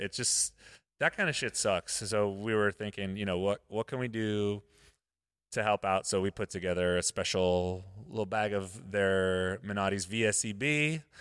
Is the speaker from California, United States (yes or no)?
yes; Modesto, California, United States; Modesto, my hometown.